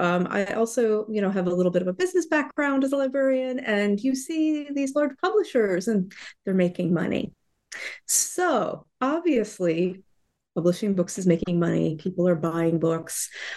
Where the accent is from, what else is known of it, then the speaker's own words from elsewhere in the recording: Florida, United States; I grew up mostly in Florida, in the U.S. I have lived widely, various places, mostly along the East Coast.